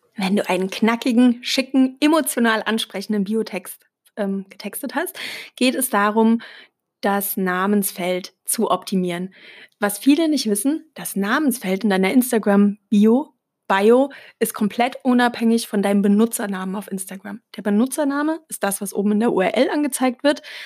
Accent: Germany; als Deutsche

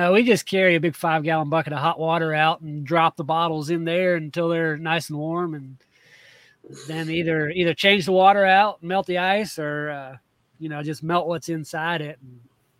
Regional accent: Georgia, United States; moved away; I grew up in Georgia.

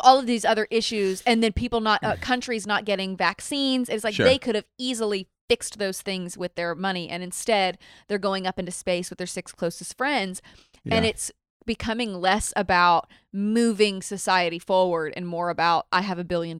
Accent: the South, United States; I'm from the South, so that's just not.

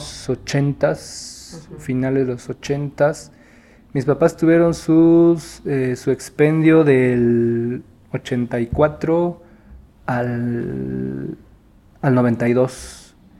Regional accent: Oaxaca, Mexico; Yo nací aquí en, en la ciudad, en Oaxaca

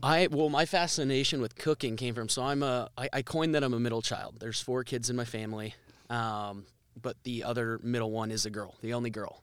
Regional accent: Cedar Rapids, Iowa, United States; I grew up in Cedar Rapids

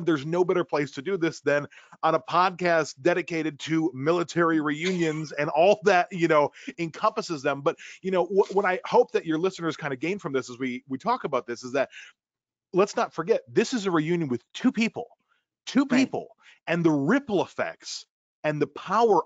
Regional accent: Milwaukee, Wisconsin, United States; moved away as an adult; now in Los Angeles, United States; born and raised in Milwaukee, Wisconsin, in the heart of the Midwest, and moved out to Los Angeles, California

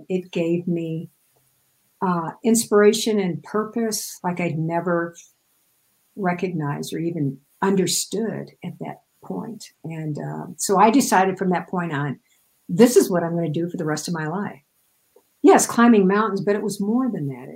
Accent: Midwest, United States; I grew up in the Midwest, so everything is flat as a pancake there.

